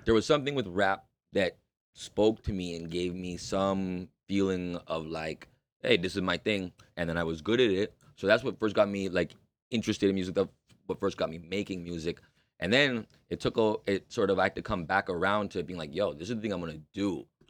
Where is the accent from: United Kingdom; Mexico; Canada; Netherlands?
Canada; Toronto, Ontario; I'm born and raised in Toronto.